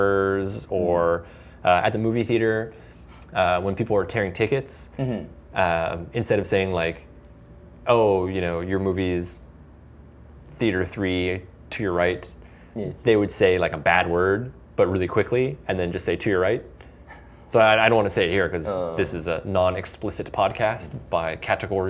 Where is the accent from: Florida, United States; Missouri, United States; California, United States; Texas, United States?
Florida, United States; growing up in Florida, it's in the deep south.